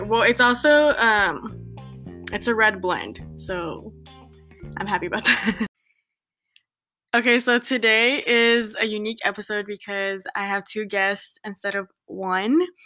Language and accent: English; Santa Ana, California, United States; moved away as an adult; now in Riverside, United States; I grew up in Santa Ana